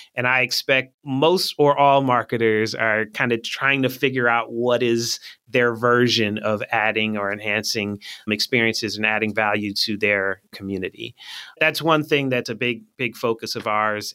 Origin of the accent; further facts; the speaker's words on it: Philadelphia, Pennsylvania, United States; also born or lived in Michigan; I'm from Philly